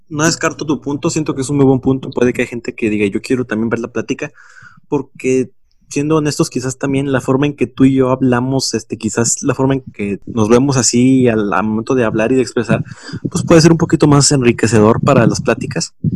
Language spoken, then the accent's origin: Spanish; Mexico; como, como mexicanos